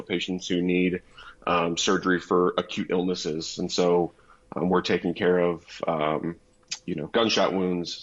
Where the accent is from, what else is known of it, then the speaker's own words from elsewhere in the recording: Indiana, United States; now in San Diego, United States; I'm a Midwesterner by birth. I grew up in Indiana